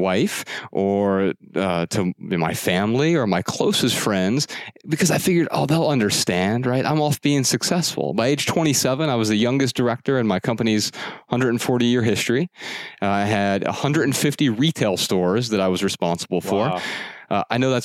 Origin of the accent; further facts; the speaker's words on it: Dayton, Ohio, United States; I grew up really poor in Dayton on welfare and food stamps